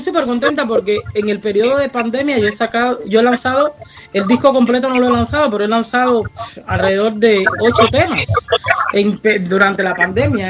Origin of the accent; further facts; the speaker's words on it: Camagüey, Cuba; moved away; soy oriunda de Camagüey, eh, de una linda ciudad de, Cuba